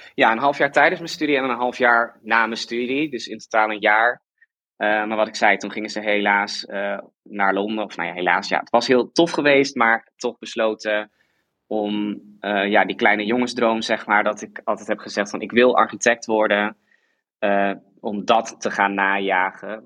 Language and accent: Dutch; Friesland, Netherlands; moved away as an adult; also born or lived in Delft; ik kom uit Friesland